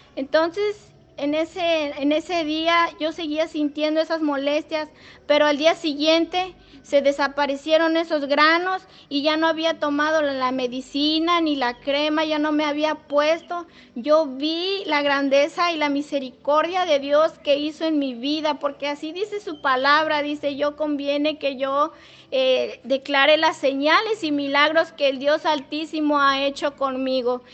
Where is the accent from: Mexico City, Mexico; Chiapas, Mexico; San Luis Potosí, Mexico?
San Luis Potosí, Mexico; Matlapa; soy de Nexcuayo, Matlapa